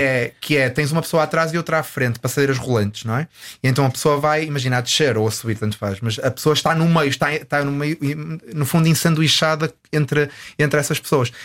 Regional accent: Porto, Norte, Portugal; moved away as an adult; now in Los Angeles, United States; tenho muitas saudades de Portugal, especificamente do Porto, de onde eu, de onde eu sou.

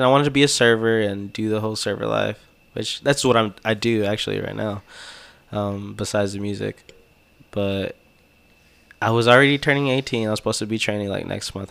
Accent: Texas, United States; I'm Texan

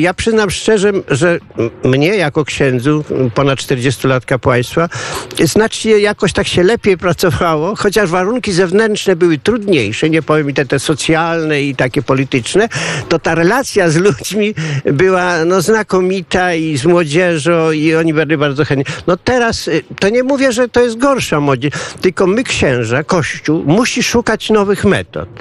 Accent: Janów area, Lublin Voivodeship, Poland; moved away as an adult; also born or lived in Zamość region; now in Tomaszów Lubelski, Poland; sam nie pochodzę z Zamojszczyzny, aż tam z części janowskiej, tak po części lubelskiej

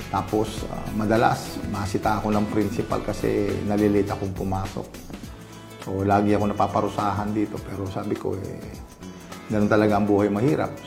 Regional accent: Santa Ana, Philippines; also born or lived in Manila; Andun ako sa Maynila, bumalik naman ako rito. Nakita ko, naghihirap naman yung bayan ko.

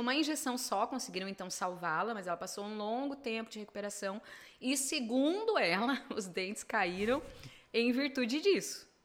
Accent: Venâncio Aires, Rio Grande do Sul, Brazil; eu sou de Venâncio

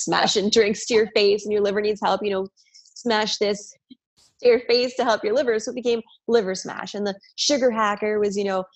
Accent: New York, United States; I'm a New Yorker. My dad's a New Yorker. My sister's New Yorkers

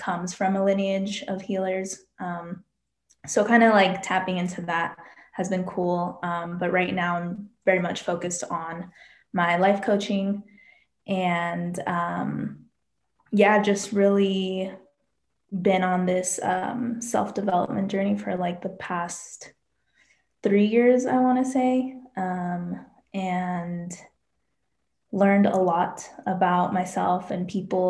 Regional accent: Colorado, United States; born or raised there

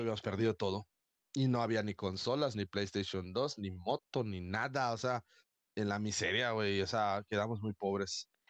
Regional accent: Mérida, Yucatán, Mexico; una persona como yo, que soy de Mérida

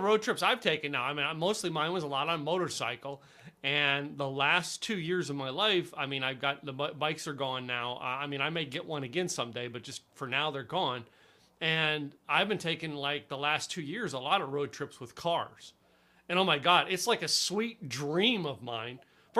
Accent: East Coast, United States; now in Texas, United States; I came from the East Coast, all right, and I've driven all over the highways of America.

